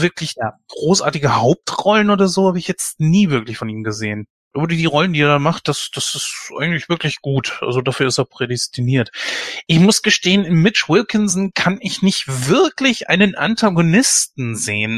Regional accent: Germany; bei uns in Deutschland

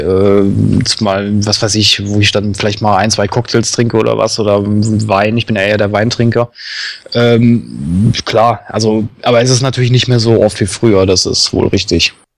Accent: Duisburg, North Rhine-Westphalia, Germany; Also ich bin ja gebürtiger Duisburger, das heißt äh, Grenze Düsseldorf.

